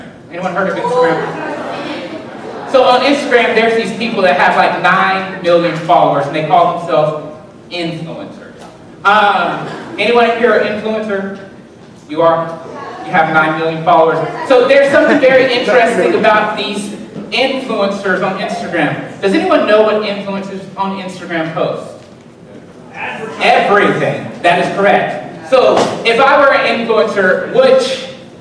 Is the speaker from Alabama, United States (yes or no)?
yes; Alabama, United States; now in West Frankfort, United States; I'm from Alabama